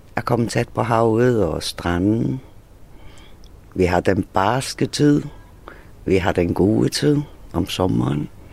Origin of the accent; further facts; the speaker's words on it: Faroe Islands; now in Hvide Sande, Denmark; det er også det nærmeste, jeg kommer med hjemland, så jeg er færing